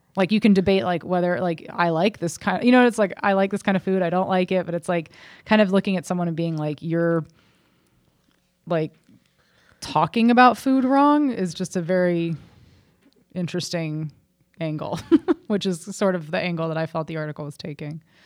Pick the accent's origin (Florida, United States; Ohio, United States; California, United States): Ohio, United States; Cincinnati; that was a good place growing up in Cincinnati